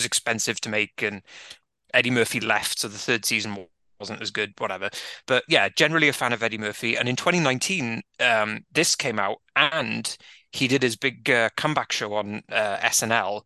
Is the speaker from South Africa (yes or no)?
no; Welsh, Wales, United Kingdom; as a Welsh white fan of hip-hop